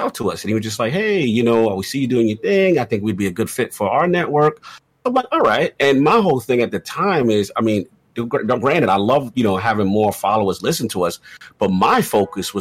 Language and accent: English; New York City, New York, United States; I'm a kid from the South Bronx